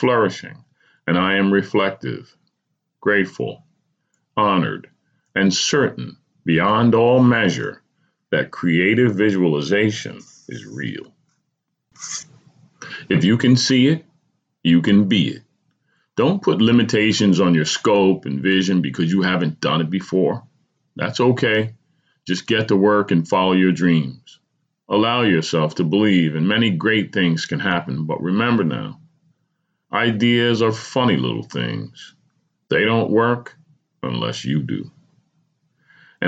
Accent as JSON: {"language": "English", "region": "New Jersey", "country": "United States", "said": "New Jersey, my home state"}